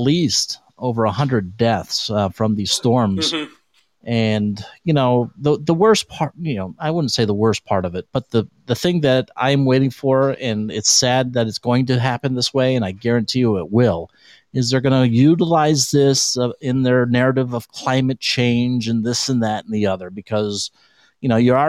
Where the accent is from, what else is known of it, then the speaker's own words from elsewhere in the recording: San Diego, California, United States; moved away as an adult; now in Las Vegas, United States; I'm from San Diego